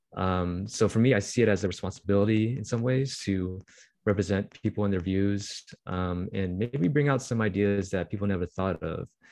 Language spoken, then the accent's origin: English; Bay Area, California, United States; also born or lived in Irvine, California; I'm just really proud of where I grew up